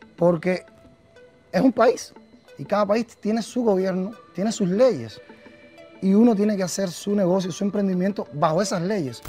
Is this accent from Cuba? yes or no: yes; Cuba; nosotros como, como, ciudadanos cubanos